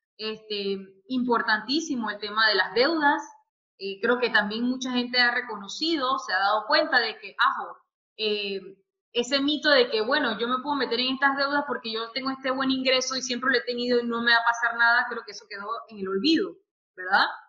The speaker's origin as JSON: {"language": "Spanish", "country": "Panama", "moved": "as an adult", "lives_now": "Dubai, United Arab Emirates", "said": "soy panameña, pero vivo en Dubái hace ya casi dos años."}